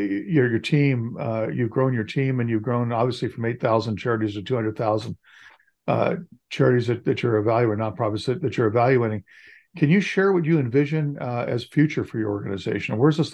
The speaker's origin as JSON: {"language": "English", "region": "California", "country": "United States", "tie": "born or raised there", "said": "I grew up in California."}